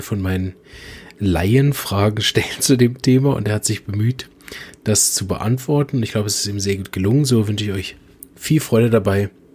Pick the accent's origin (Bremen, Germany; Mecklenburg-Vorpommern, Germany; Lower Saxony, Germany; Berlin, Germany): Berlin, Germany; aus Berlin, meiner Heimatstadt.